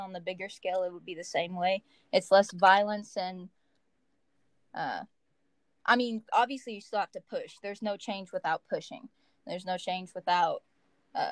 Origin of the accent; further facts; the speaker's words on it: Henderson, Kentucky, United States; Henderson, for example, like, my hometown